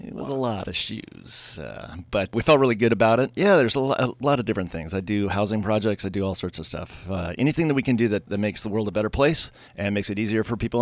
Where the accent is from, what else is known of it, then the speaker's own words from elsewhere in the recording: Pasadena, California, United States; moved away; I grew up in Southern California, So in the Pasadena area